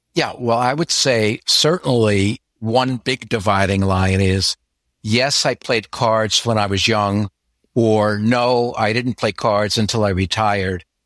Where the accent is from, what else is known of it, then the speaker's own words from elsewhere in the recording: New York area, United States; now in Florida, United States; Florida now, even though I grew up in the New York area